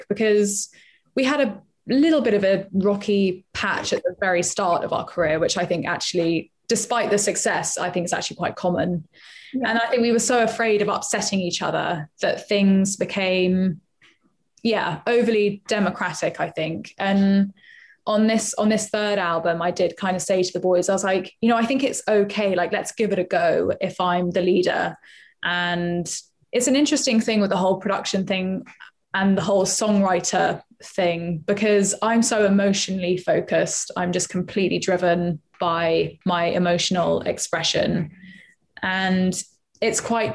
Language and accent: English; London, United Kingdom; I am from Acton